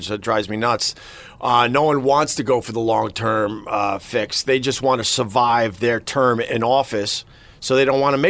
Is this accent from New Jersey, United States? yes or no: no; Huntington, New York, United States; I'm from Huntington, Long Island, baby.